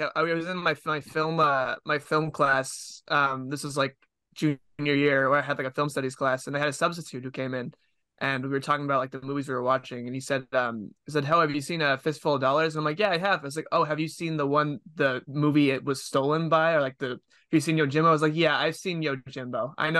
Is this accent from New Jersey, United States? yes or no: no; Massachusetts, United States; I'm from Massachusetts. That's kind of why.